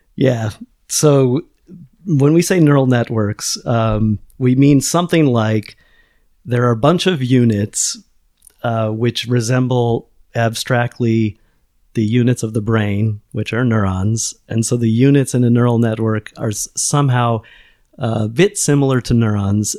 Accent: United States; moved away as an adult; now in Lisbon, Portugal; I'm an American

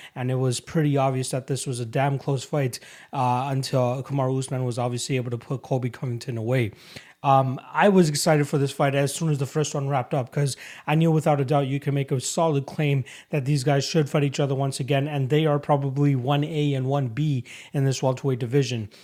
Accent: Canada; as a Canadian

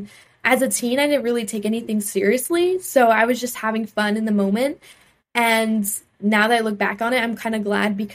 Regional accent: North Myrtle Beach, South Carolina, United States; the city of North Myrtle Beach is my hometown I grew up

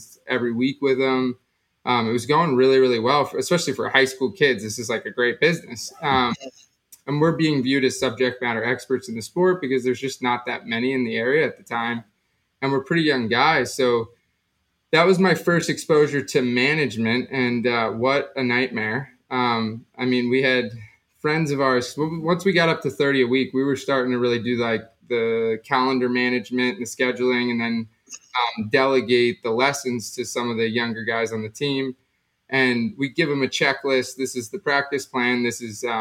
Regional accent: South Florida, United States; I grew up down in South Florida

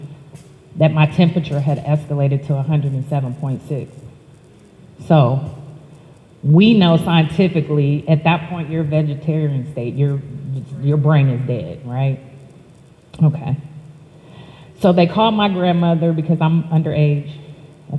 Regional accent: Youngstown, Ohio, United States; also born or lived in Columbus, Ohio; I was born in Youngstown, Ohio.

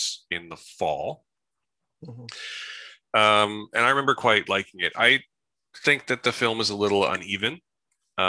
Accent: Salt Spring Island, British Columbia, Canada; where I grew up on Salt Spring Island.

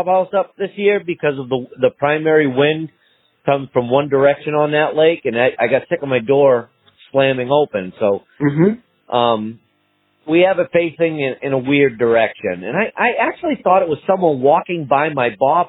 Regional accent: Peterborough, New Hampshire, United States; I'm from Peterborough.

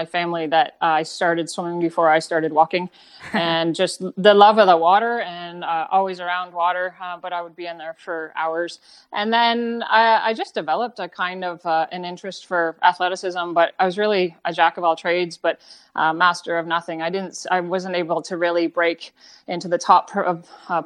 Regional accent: Canada; also born or lived in New Zealand; I was from Canada. I wasn't like them. I wasn't a New Zealander

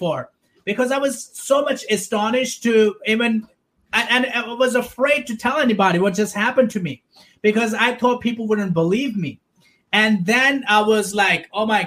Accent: Pakistan; I was born and raised in Pakistan

